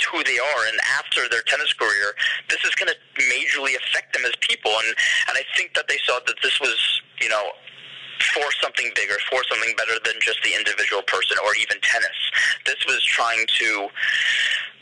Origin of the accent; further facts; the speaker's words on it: New York City, New York, United States; I'm a New Yorker